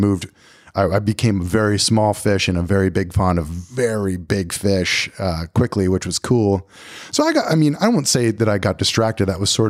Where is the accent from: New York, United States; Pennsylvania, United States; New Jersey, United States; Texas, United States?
Pennsylvania, United States; moved away as an adult; You know, I moved from Pennsylvania to Tennessee.